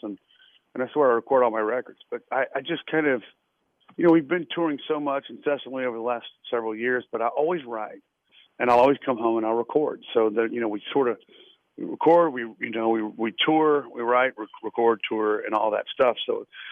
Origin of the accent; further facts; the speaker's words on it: Lynchburg, Virginia, United States; moved away; growing up in Virginia